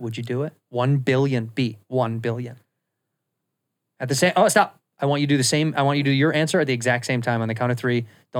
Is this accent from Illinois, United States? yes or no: yes; Chicago, Illinois, United States; moved away; I grew up in Chicago. We wore beanies in the winter.